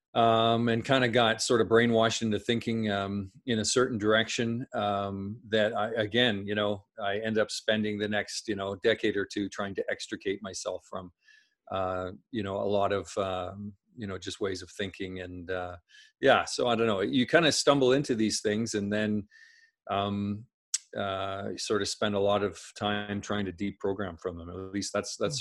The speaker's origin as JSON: {"language": "English", "region": "Saskatchewan", "country": "Canada", "tie": "born or raised there", "said": "I grew up in Saskatchewan Saskatchewan in Canada"}